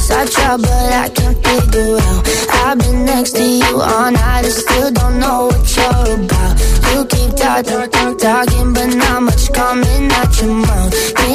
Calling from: Zaragoza, Aragon, Spain; desde Zaragoza y hoy voto por la original.

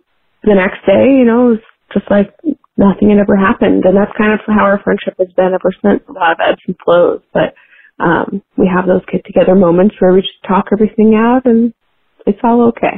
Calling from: Washington, District of Columbia, United States; I'm calling in from Washington, D.C.

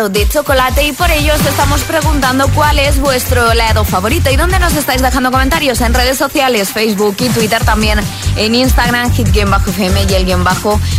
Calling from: Palma, Balearic Islands, Spain; de Palma de Mallorca.

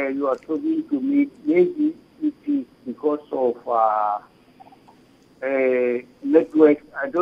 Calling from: Rakhobe, Limpopo, South Africa; from Rakhobe.

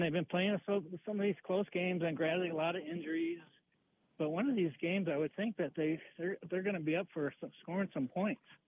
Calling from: Broomfield, Colorado, United States; I'm calling from the Cradleboard Trail in Broomfield, Colorado

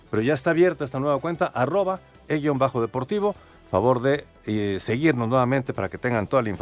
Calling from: Mexico City, Mexico; buenas noches … de la Colonia Guerrero.

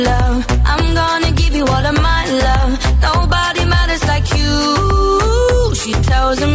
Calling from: Lanzarote, Canary Islands, Spain; Hola, ¿qué tal? … soy de Lanzarote y este año por fin, al segundo intento, logré sacarme el B1

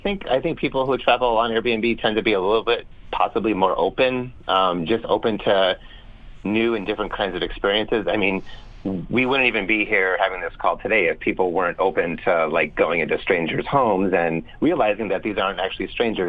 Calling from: San Francisco, California, United States; From San Francisco, California.

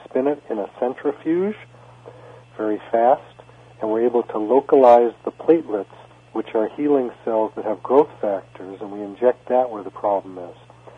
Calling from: Waikiki, Hawaii, United States; I'm calling from Aloha Land and at Waikiki, and I'm looking out at the ocean and Diamond Head

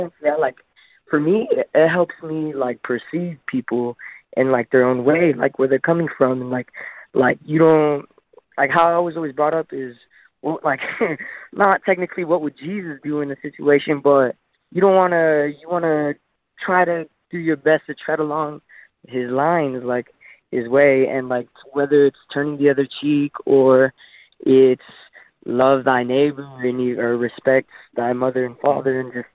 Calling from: Farmington, New Mexico, United States; Yeah, well, I'm calling in from Farmington, New Mexico

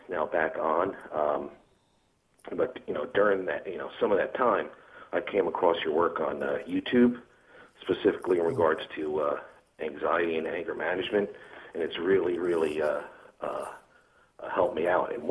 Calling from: New Jersey, United States; New Jersey.

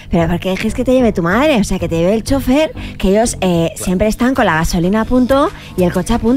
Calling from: Málaga, Andalusia, Spain; de Málaga.

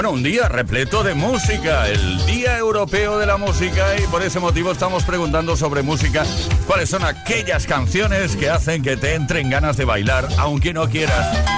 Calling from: Santiago de Compostela, Galicia, Spain; Hola Tony, soy … de Santiago de Compostela.

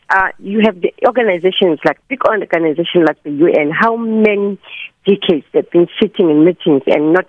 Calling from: Johannesburg, Gauteng, South Africa; I'm calling from Parktown North.

